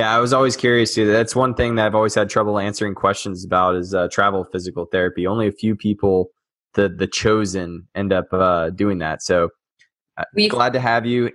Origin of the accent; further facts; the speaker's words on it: Texas, United States; moved away; also born or lived in Tennessee; I was born and raised in Texas and then Tennessee.